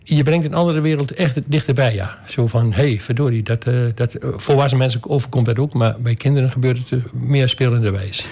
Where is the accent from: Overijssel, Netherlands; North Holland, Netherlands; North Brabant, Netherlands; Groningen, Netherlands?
Overijssel, Netherlands; Albergen; also born or lived in Almelo / Wierden; Ik ben eh, geboren in Albergen. Eh, mijn vader die had naast zijn beroep een, een boerderij